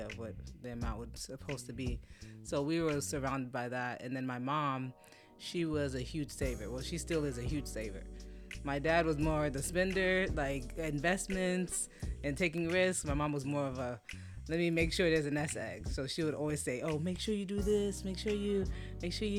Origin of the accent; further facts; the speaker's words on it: Fort Lauderdale, Florida, United States; I am Haitian. I was born and raised in Fort Lauderdale, okay. Florida. And my parents are immigrants, and I'm first generation.